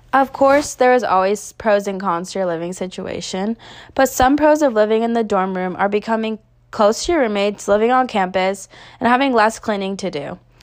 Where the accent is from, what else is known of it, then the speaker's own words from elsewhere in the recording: Northern California, United States; moved away as an adult; now in Tempe, United States; I am originally from Northern California, but decided to move to Arizona to further my education.